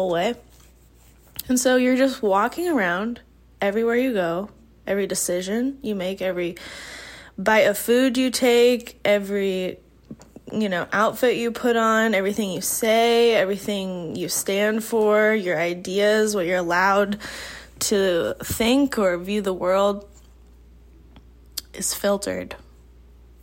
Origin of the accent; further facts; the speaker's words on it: Midwest, United States; growing up in the Midwest, in a very normal church